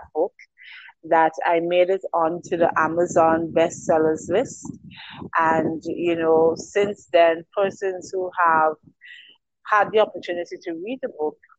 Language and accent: English; St. Vincent & Grenadines; I am an island girl. I'm from the Eastern Caribbean. St. Vincent and the Grenadines, to be exact